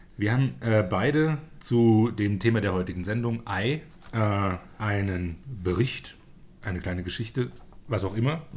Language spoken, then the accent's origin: German; Germany; bei uns in Deutschland